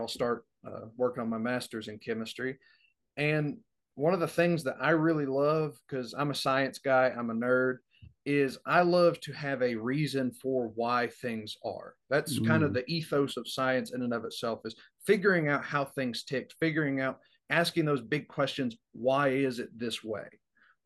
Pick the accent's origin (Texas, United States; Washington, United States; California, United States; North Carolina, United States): North Carolina, United States; Brevard; I'm from Brevard, North Carolina